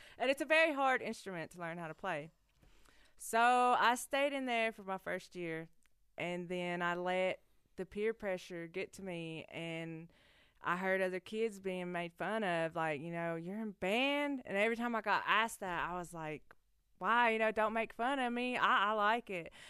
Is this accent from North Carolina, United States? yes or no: yes; Cherokee, North Carolina, United States; I was the kid that was running around on the loop in Big Cove barefoot